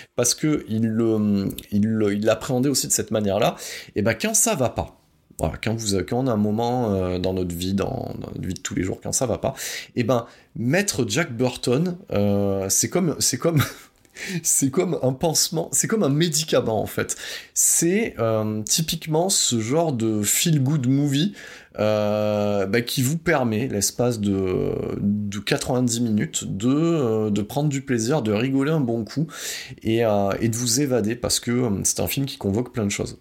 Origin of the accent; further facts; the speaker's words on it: France; chez nous en France